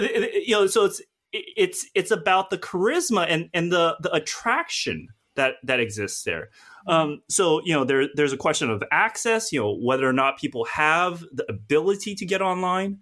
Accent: United States; now in United Kingdom; I'm an American, you know, and living in the U K

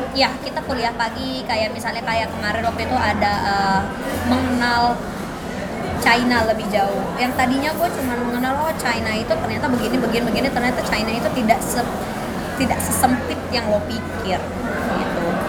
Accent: West Java, Indonesia; aku Jawa, Jawa Barat

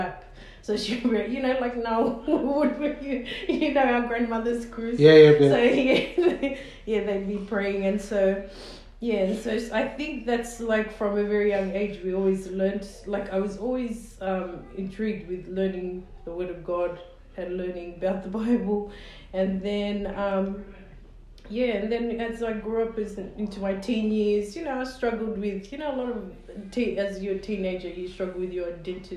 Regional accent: Sydney, New South Wales, Australia; I was born and raised in Sydney, in Darlinghurst

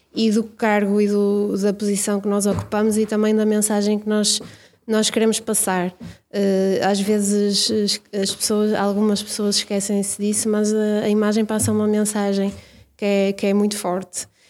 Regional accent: Braga, Norte, Portugal; eu nasci em Braga e vivi em Braga desde sempre

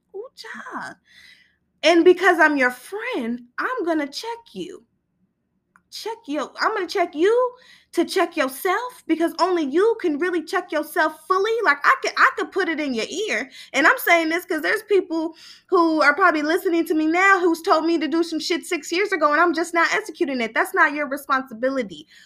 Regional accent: Sacramento, California, United States; now in Southern California, United States; I'm from East Sacramento

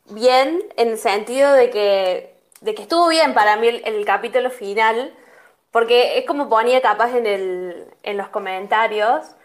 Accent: Córdoba, Argentina; Eh, yo soy del interior de Córdoba, al, del norte, entonces como tengo como un par de, tonadas mezcladas.

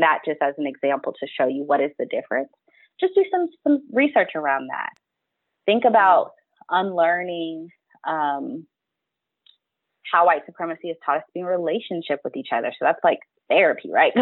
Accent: Texas, United States; moved away; also born or lived in Kentucky; I'm from Texas, I've lived in Kentucky, my people are from Alabama.

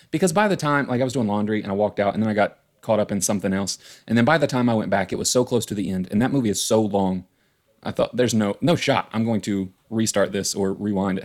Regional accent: West Virginia, United States; I'm from West Virginia

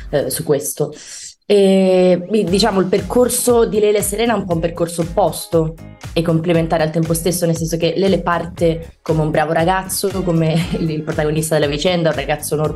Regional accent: Milan, Lombardy, Italy; now in Rome, Italy; le persone dicono che sono una milanese un po' atipica, perché preferisco, nel senso si tratta comunque di due grandi città, però Milano è molto frenetica, no? Io preferisco, ho trovato una dimensione abbastanza tranquilla a Roma

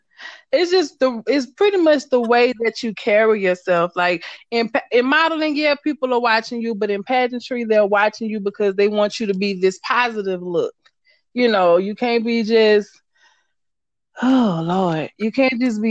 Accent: Baton Rouge, Louisiana, United States; moved away as an adult; now in Georgia, United States; I am from Baton Rouge, Louisiana

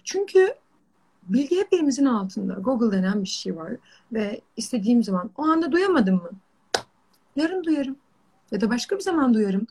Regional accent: Çayeli, Rize Province, Turkey; moved away as an adult; ben Rizeliyim. Ee, Çayeli'nde doğdum, büyüdüm. işte üniversiteye kadar hep oradaydım

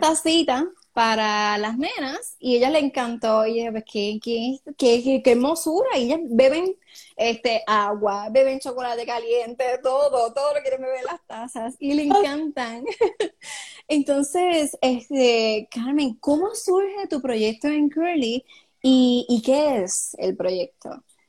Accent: Cidra, Puerto Rico; mi pueblo natal, el pueblo de Sidra, Puerto Rico.

